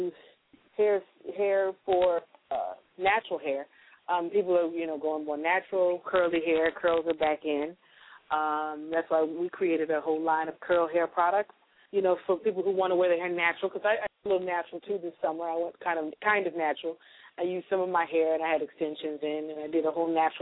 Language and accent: English; Chicago, Illinois, United States; now in Los Angeles, United States; I'm originally from Chicago, Illinois